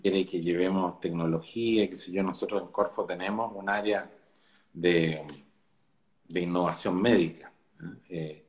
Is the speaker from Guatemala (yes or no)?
no; Chile; yo me siento orgulloso como chileno